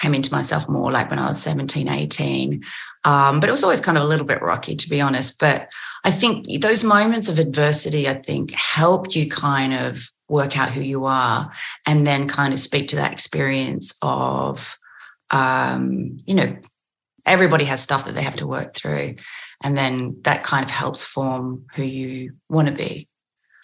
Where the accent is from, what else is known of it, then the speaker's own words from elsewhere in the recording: Australia; accent: Aussie; I did notice my Aussie accent in those moments did become stronger